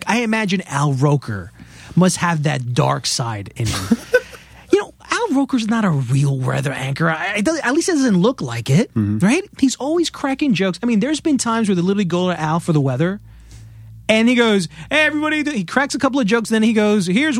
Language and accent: English; Queens, New York, United States; born there; I was born in Queens, New York.